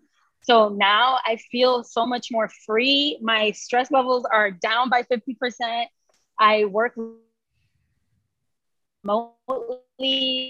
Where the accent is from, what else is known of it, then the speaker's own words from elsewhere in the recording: New York City, New York, United States; moved away as an adult; I was pushed out of my neighborhood. I'm from the Upper West Side in Manhattan, and it's now gentrified.